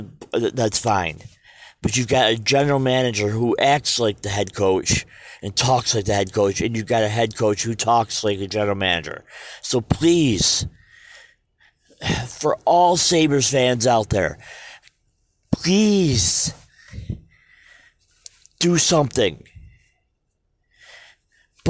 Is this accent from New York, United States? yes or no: yes; Western New York, United States; I'm from Western New York